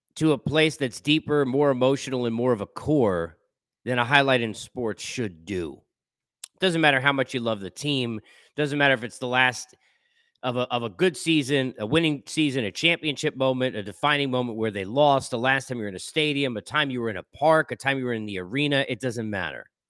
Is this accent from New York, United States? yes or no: yes; Long Island, New York, United States; Living in New York and growing up in Long Island